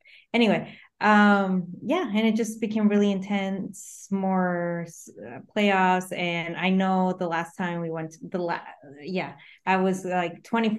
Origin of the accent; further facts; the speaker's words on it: Palm Springs, California, United States; We're from Palm Springs area, so we don't really have a team